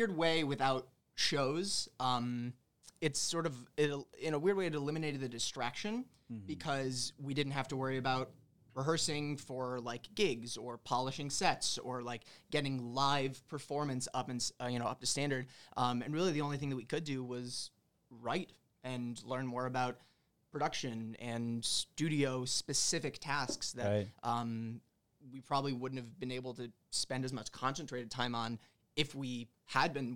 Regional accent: South Bend, Indiana, United States; moved away as an adult; also born or lived in Park Ridge, Illinois; now in Chicago, United States; I grew up in South Bend, Indiana, but I was born like in Park Ridge

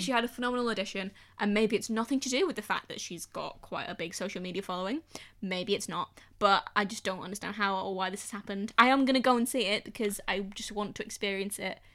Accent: the Northwest, North West England, United Kingdom; I'm from the Northwest

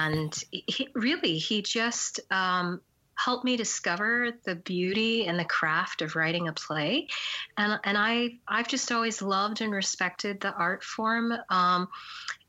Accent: Albuquerque, New Mexico, United States; I grew up in Albuquerque, New Mexico, for the most part.

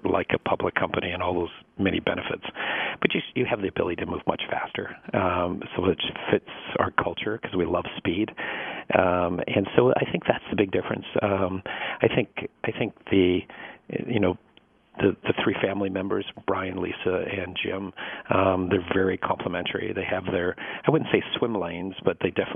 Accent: Canada; moved away; also born or lived in Detroit, Michigan / New York; I come from Canada originally.

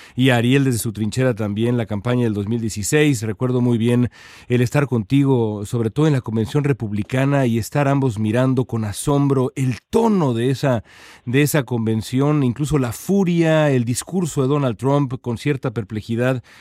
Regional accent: Mexico; now in Los Angeles, United States; el país donde, donde nací yo

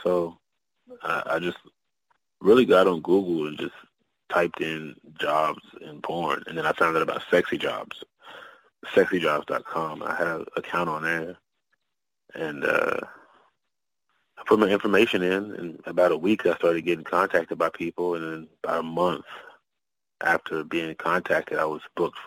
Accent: Oklahoma, United States; I'm originally from Oklahoma

